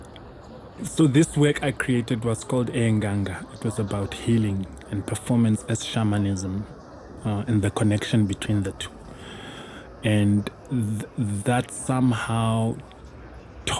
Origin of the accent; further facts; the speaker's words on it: Namibia; also born or lived in Johannesburg, South Africa; growing up in Namibia in a very conservative society, in a Christian home